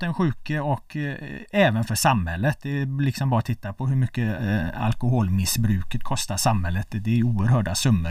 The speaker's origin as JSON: {"language": "Swedish", "town": "Gothenburg", "region": "Västra Götaland", "country": "Sweden", "tie": "born or raised there", "moved": "yes", "lives_now": "Stockholm, Sweden", "said": "jag är från Göteborg"}